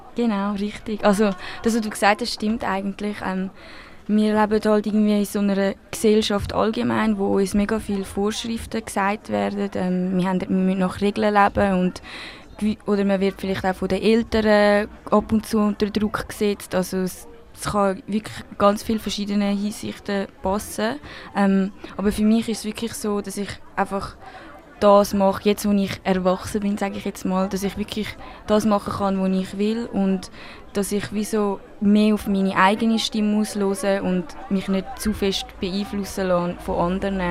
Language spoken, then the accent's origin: German; Switzerland; accent: Swiss German; first language Spanish and Swiss German; es ist wirklich meine Muttersprache, wie halt Schweizerdeutsch